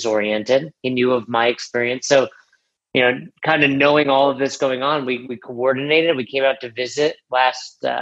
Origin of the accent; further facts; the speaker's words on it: New York, United States; moved away as an adult; also born or lived in Florida; now in Colorado, United States; I'm from New York and I've been there, you know, 35 of my years at that time